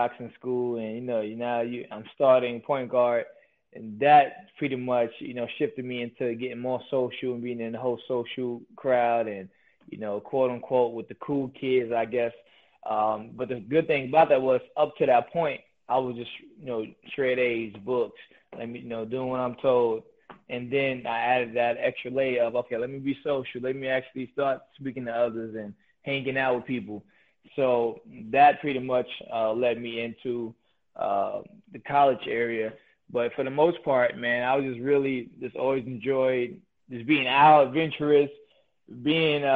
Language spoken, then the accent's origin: English; New York City, New York, United States; I grew up in Queens, New York